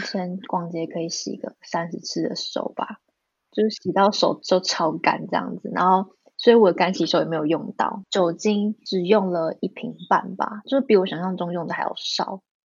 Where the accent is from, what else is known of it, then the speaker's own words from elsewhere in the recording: Taiwan; now in Spain; 我是台湾人